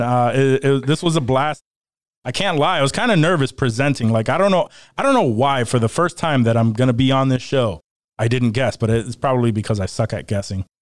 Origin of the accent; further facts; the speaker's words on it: Rochester, New York, United States; I am from Rochester, New York, and I've been here my entire life